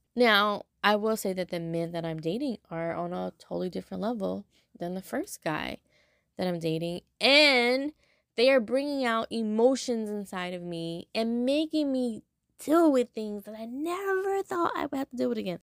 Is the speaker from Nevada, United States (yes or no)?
no; Los Angeles, California, United States; moved away as an adult; now in Louisiana, United States; I'm from Los Angeles